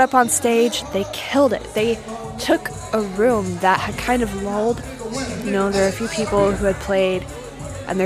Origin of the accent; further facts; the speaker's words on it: Austin, Texas, United States; my hometown of Austin